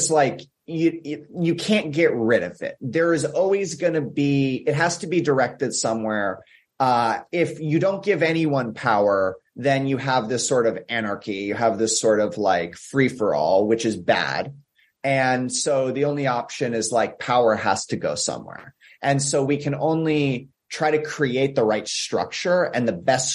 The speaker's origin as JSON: {"language": "English", "country": "United States", "said": "I'm speaking as an American here"}